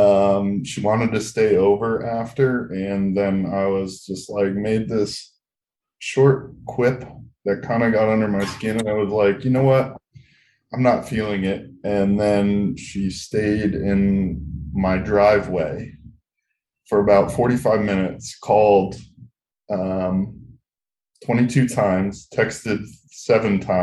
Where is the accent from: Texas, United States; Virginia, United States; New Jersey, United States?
New Jersey, United States; moved away as an adult; also born or lived in San Diego; I moved from New Jersey to San Diego. I was miserable at life. I'd never left my hometown